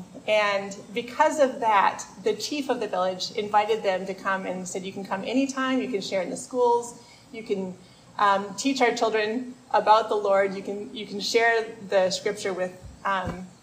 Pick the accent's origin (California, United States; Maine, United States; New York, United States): Maine, United States; I'm from Maine